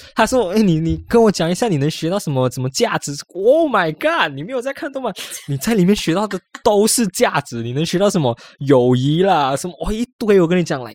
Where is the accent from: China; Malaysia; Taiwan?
Malaysia; 我们马来西亚的一些文化